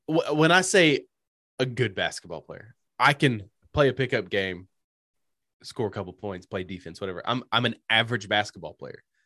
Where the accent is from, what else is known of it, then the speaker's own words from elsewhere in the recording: United States; as an American citizen